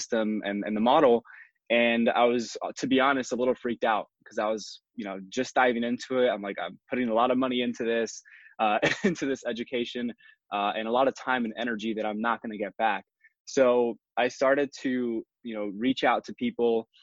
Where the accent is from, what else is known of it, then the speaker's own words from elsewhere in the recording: Miami, Florida, United States; moved away as an adult; also born or lived in Puerto Rico; now in Tampa Bay area, United States; I was born in Puerto Rico, raised in Miami since I was 2 years old